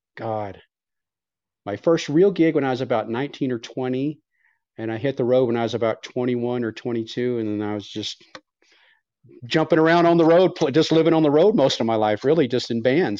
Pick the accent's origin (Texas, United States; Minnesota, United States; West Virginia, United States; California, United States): Texas, United States; now in Reno, United States; I'm from Texas, but I actually live in Reno, so I'm in Reno right now.